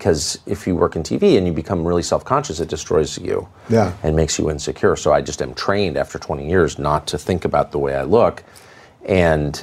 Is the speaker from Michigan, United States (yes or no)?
no; Los Angeles, California, United States; moved away; also born or lived in La Jolla, California / Georgetown, Washington, D.C.; I grew up here in Southern California, and we lived in Studio City